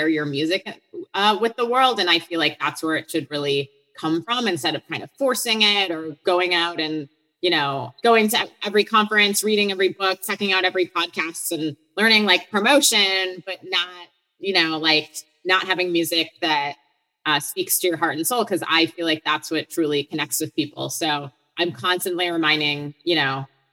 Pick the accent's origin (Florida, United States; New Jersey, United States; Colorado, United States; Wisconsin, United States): Wisconsin, United States; Hartland; moved away as an adult; also born or lived in Boston, Massachusetts; I'm from Heartland, Wisconsin, which is in Waukesha County